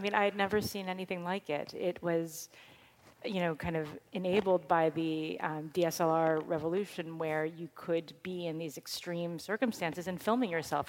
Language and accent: English; New York City, New York, United States; we're two girls from Manhattan